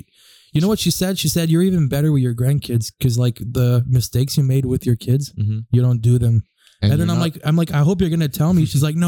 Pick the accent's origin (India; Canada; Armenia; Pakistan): Canada; We're Canadian.